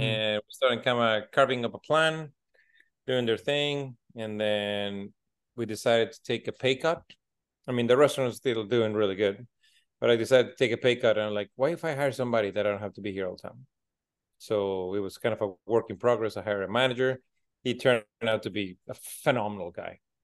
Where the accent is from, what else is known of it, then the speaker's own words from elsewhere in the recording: Mexico City, Mexico; also born or lived in Alberta, Canada; now in Dominican Republic; I'm originally from Mexico City. So then we moved into Canada